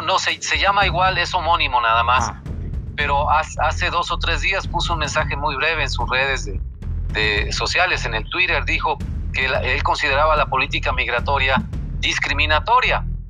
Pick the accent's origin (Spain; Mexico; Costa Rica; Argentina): Mexico; como mexicanos